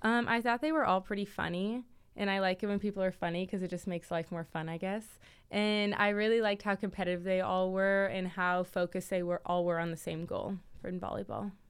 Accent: Kansas City, Kansas, United States; moved away; I'm from Kansas City, all the way from Kansas

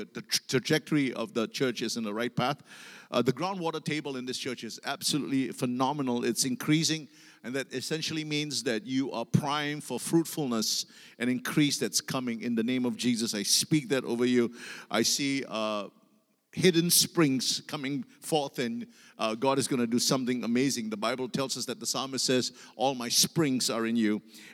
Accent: Singapore; I come from Singapore

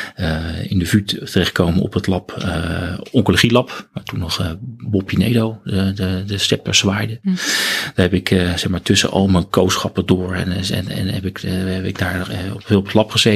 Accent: Benthuizen, South Holland, Netherlands; Ik kom uit een, een, een, een dorpje in Zuid-Holland. Tussen Den Haag en Leiden in.

